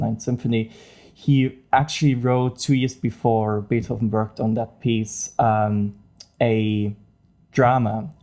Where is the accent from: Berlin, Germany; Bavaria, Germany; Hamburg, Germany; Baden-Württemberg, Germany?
Bavaria, Germany; English is a second language; moved away as an adult; also born or lived in Munich; now in Dublin, Ireland; I'm from Germany um, more specifically from Bavaria, so South Germany. And really, I grew up really near to the Austrian border, near Salzburg.